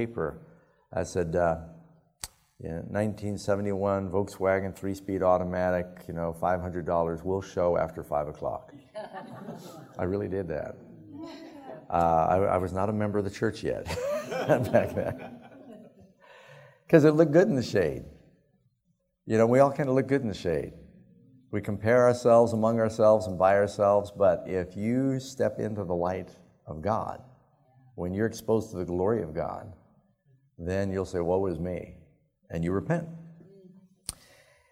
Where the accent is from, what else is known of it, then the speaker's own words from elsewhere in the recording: New York City, New York, United States; moved away; I grew up in New York City